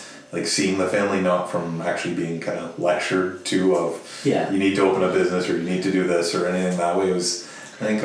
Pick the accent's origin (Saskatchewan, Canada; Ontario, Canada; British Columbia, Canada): Ontario, Canada; Sudbury; Sudbury's home, right? That's where I grew up